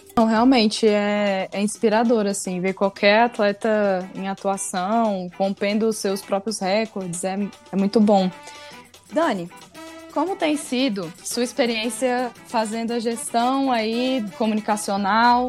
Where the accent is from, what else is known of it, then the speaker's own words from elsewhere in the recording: Brazil; como brasileiro